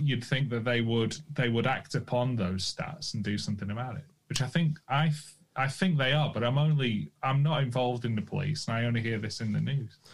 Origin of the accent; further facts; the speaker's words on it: United Kingdom; I'm British